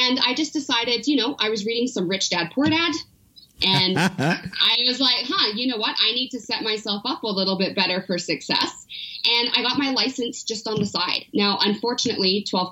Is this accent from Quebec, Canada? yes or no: no; Powell River, British Columbia, Canada; also born or lived in Vancouver; now in Calgary, Canada; I grew up between Vancouver and a really small town called Paw River on the Sunshine Coast.